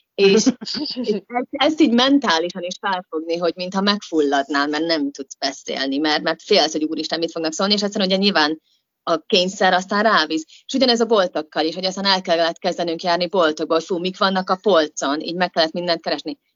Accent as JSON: {"language": "Hungarian", "country": "Hungary", "tie": "born or raised there", "moved": "as an adult", "lives_now": "United Kingdom", "said": "van egy barátnőm, akivel mi együtt nőttünk fel otthon"}